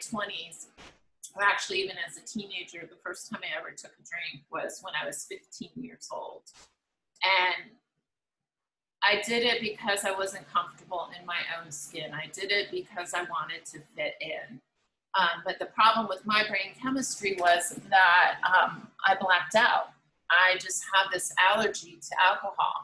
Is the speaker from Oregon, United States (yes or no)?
no; Los Angeles, California, United States; 1984 in Los Angeles, California, which happened to be my hometown